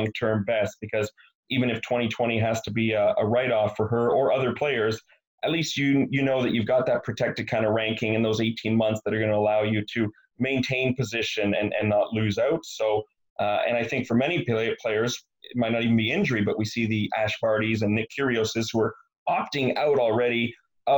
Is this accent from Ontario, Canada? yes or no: no; Montreal, Quebec, Canada; being from Montreal